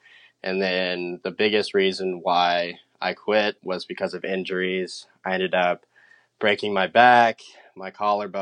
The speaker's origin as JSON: {"language": "English", "region": "Colorado", "country": "United States", "tie": "born or raised there", "also_born_or_lived": "San Antonio, Texas", "moved": "as an adult", "lives_now": "Huntington Beach, United States", "said": "I moved to Colorado when I was 8 years old. I grew up there, went to high school"}